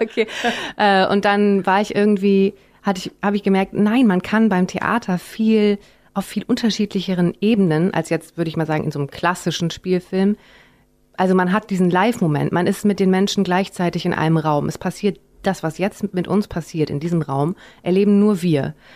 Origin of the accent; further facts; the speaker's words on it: Bonn, North Rhine-Westphalia, Germany; moved away; Ich bin quasi aufgewachsen in Bonn, als es noch gerade Hauptstadt war.